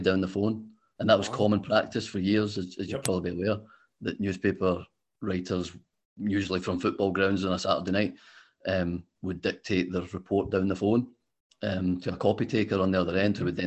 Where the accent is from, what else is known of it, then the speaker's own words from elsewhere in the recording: Glasgow, Scotland, United Kingdom; I grew up in Glasgow